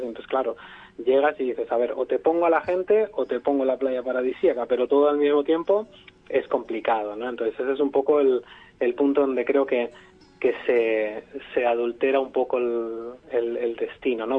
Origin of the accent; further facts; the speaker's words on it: Barcelona, Catalonia, Spain; moved away as an adult; now in Vietnam; Yo soy de Barcelona